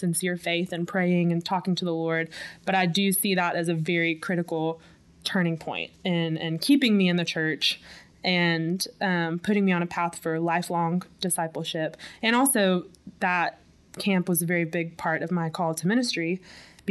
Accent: Little Rock, Arkansas, United States; I was born and raised in Little Rock, Arkansas

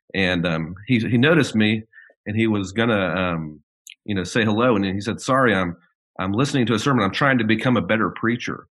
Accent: Birmingham, Alabama, United States; I am from Birmingham, Alabama. I was born and raised in Birmingham

